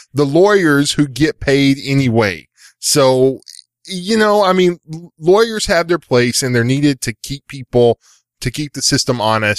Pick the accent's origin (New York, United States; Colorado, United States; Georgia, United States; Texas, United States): Texas, United States; So, I'm a Texan from East Texas.